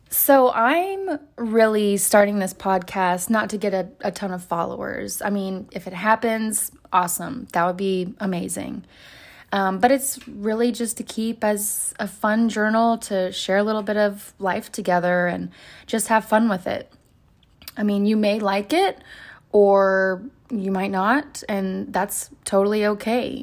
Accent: Oklahoma, United States; moved away; I'm originally from Oklahoma, where I have a lot of family

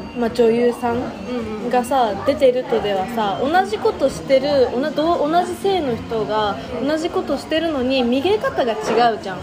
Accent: Hokkaido, Japan; moved away; 北海道道民なんで

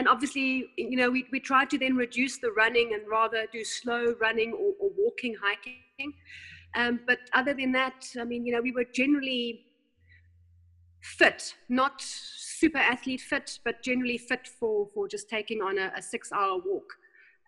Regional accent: South Africa; also born or lived in Germany; I was born in Germany. I came here to South Africa when I was 8

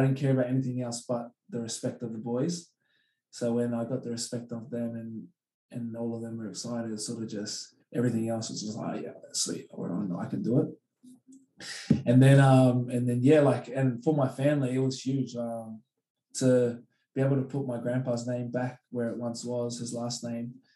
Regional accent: Australia; also born or lived in Hamilton, New Zealand; I am Australian because like, I've like, my, my, my father was born here

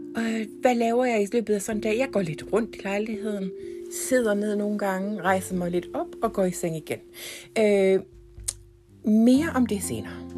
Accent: Ikast, Central Denmark Region, Denmark; moved away as an adult; also born or lived in Herning, Denmark / England; now in Copenhagen, Denmark; Jeg er faktisk fra Danmark, nærmere bestemt IKAST

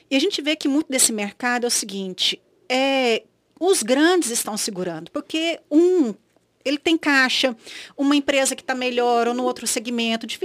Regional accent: Brazil; eu acho que a gente, como brasileiro, a gente também tem uma garra e uma, uma visão de futuro

